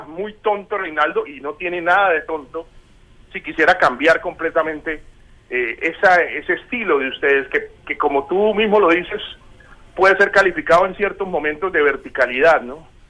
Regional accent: Bucaramanga, Santander, Colombia; now in Buenos Aires, Argentina; Bucaramanga que, pues es mi ciudad natal

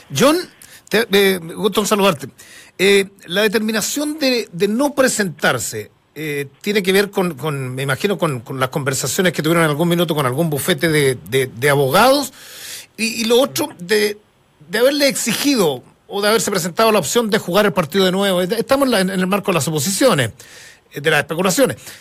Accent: Chile; somos clientes frecuentes del TAS

